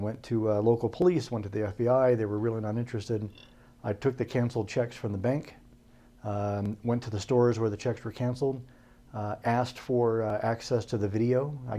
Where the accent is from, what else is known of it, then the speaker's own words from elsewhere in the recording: Spokane, Washington, United States; born there; also born or lived in Idaho / Iowa; I'm from everywhere. I was born in Spokane, Washington. My dad was in the Air Force